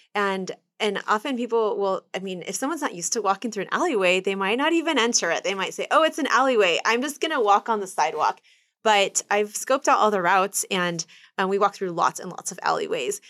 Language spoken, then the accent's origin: English; Kansas City, Kansas, United States; also born or lived in Dominican Republic; I grew up in Kansas City, Kansas, and there are woods right behind my house